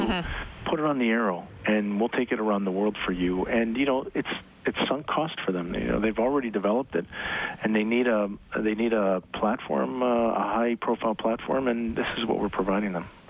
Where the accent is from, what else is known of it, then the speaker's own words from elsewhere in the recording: Toronto, Ontario, Canada; I grew up in the in the Toronto area